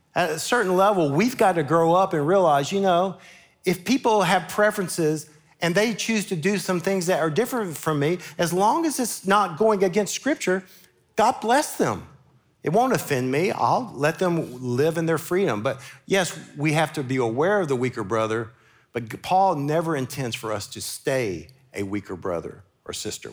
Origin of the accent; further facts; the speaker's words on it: Memphis, Tennessee, United States; now in Murfreesboro, United States; growing up in Memphis as a Baptist